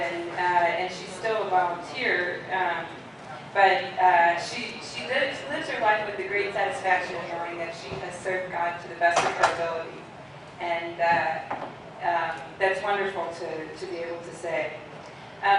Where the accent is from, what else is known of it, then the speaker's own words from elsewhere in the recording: St. Louis, Missouri, United States; I was born and raised in St. Louis